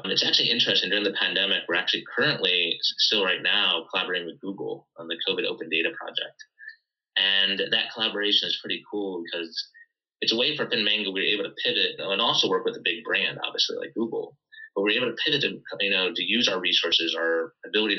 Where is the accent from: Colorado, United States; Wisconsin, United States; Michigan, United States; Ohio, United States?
Ohio, United States; I grew up in Ohio